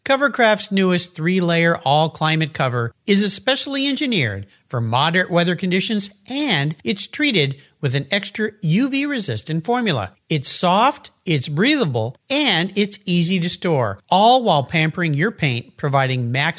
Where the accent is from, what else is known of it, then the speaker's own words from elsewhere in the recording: Southern California, United States; when I was a kid living in Southern California.